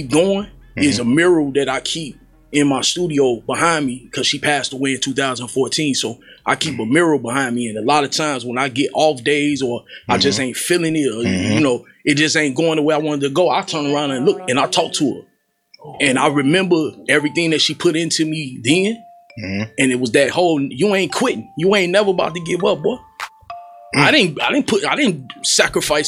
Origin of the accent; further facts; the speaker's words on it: Chicago, Illinois, United States; I grew up on 116th and Lafayette. Wild Honeys, Roseland